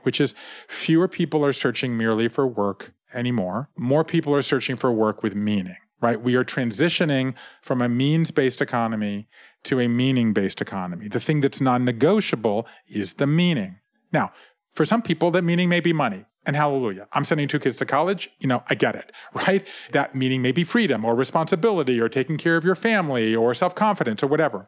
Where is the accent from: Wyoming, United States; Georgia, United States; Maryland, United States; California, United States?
Georgia, United States; Savannah; I grew up in Savannah, Georgia, in a family business